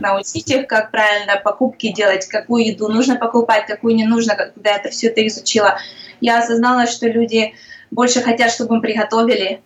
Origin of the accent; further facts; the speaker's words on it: Ukraine; moved away as an adult; now in Sarasota, United States; Я просто как украинка